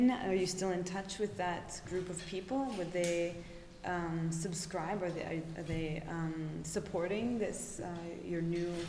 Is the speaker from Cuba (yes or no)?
no; Toronto, Ontario, Canada; moved away as an adult; now in Berlin, Germany; I'm from Canada.